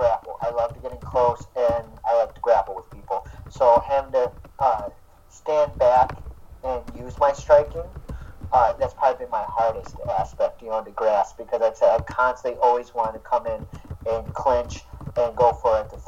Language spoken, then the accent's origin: English; Saginaw, Michigan, United States; I'm obviously from Saginaw, a little small town up here in Michigan